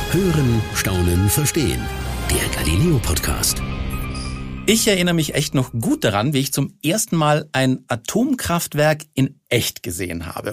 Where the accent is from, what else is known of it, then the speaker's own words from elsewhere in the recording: Austria; ich komme aus Österreich